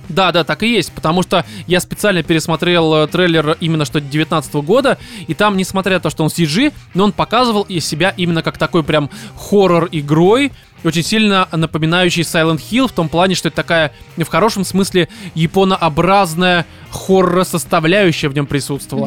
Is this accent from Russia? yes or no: yes; Russia; Я россиянин